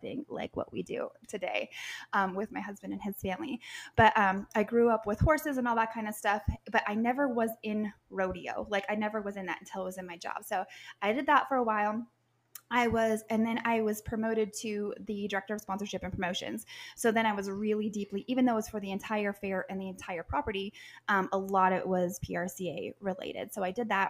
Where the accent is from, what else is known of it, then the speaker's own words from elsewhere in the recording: Sandpoint, Idaho, United States; moved away as an adult; also born or lived in Nebraska; now in Sandhills, Nebraska, United States; I grew up in northern Idaho, in Sandpoint, Idaho, just a little bit south of the Canadian border